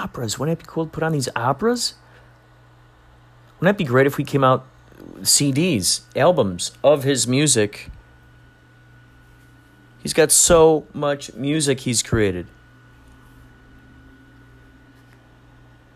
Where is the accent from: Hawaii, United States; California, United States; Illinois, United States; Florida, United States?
Illinois, United States; Carol Stream; Growing up in Carroll Stream